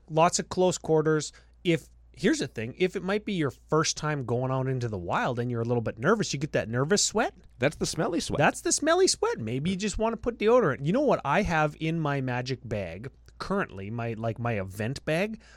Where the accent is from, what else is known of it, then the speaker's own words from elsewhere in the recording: Canada; we're from we're from Canada.